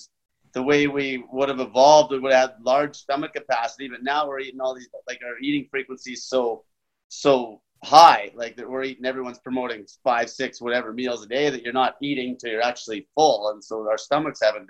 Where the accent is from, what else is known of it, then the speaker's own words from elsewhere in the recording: Grande Prairie, Alberta, Canada; moved away as an adult; also born or lived in Edmonton, Alberta; I'm from Great Valley, Alberta, Canada. It's a little oil town. I worked in the oil patch my whole